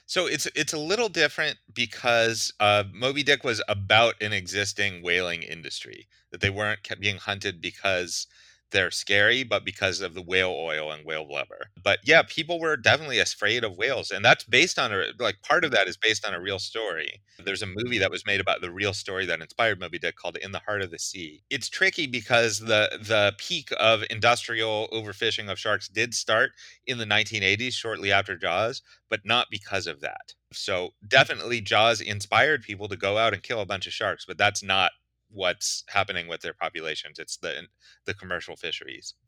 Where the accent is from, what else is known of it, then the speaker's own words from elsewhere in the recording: Pittsburgh, Pennsylvania, United States; I grew up in Pittsburgh, pretty far from the ocean